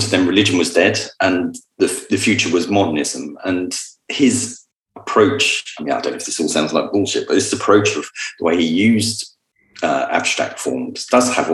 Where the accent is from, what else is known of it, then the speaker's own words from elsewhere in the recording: Luton, East of England, United Kingdom; I was born in Luton.